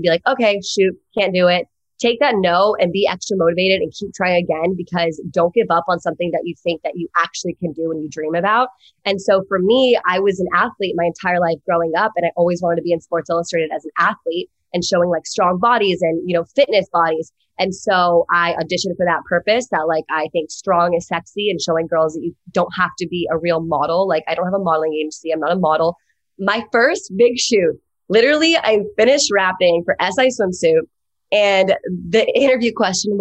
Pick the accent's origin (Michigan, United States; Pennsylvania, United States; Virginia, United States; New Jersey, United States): Virginia, United States; moved away as an adult; now in Los Angeles, United States